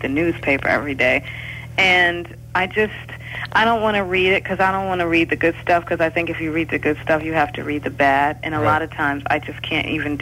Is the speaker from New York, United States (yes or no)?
no; Detroit, Michigan, United States; growing up in Detroit